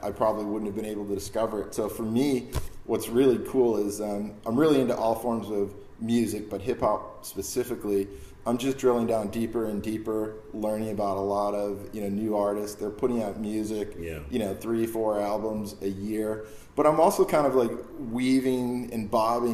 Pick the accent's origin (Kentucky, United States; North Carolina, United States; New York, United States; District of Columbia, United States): New York, United States; Buffalo; growing up in Buffalo